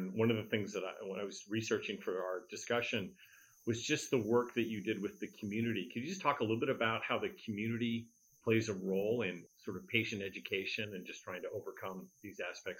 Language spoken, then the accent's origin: English; Midwest, United States; I'm from the Midwest as well.